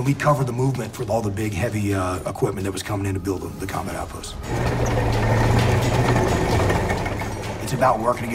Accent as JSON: {"language": "English", "region": "Piney Woods of Southeast Texas", "country": "United States", "tie": "born or raised there", "said": "I grew up in the Piney Woods of Southeast Texas"}